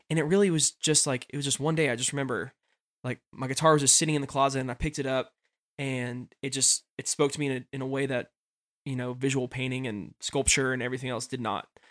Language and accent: English; Nashville, Tennessee, United States; moved away as an adult; also born or lived in Florida; growing up in Nashville.